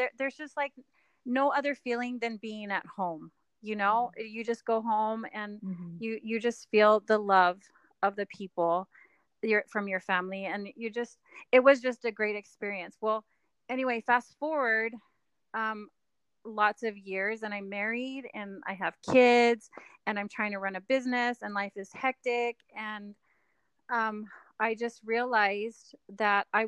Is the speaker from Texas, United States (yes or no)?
yes; Texas, United States; moved away as an adult; now in Utah, United States; I'm from Texas